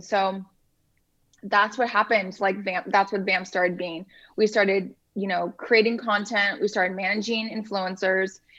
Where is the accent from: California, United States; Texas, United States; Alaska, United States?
California, United States; Huntington Beach; moved away as an adult; now in Los Angeles, United States; i'm from orange county i okay. i grew up in surf city huntington beach